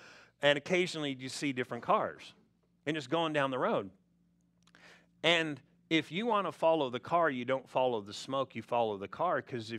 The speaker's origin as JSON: {"language": "English", "region": "California", "country": "United States", "tie": "born or raised there", "said": "You know, back when I grew up in California, we didn't have all the smog rules, and we had smog."}